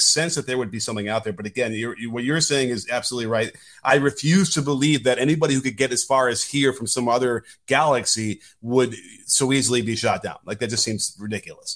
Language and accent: English; Chicago, Illinois, United States; growing up in Chicago, we were, you know, weaned on, up in Sinclair, the jungle